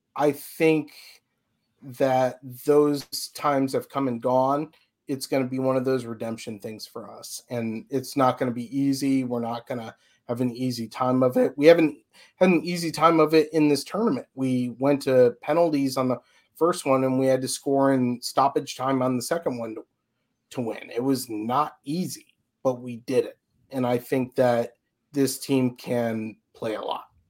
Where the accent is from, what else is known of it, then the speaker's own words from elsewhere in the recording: a suburb of Chicago, Illinois, United States; moved away as an adult; now in Florida, United States; I actually grew up in a suburb of Chicago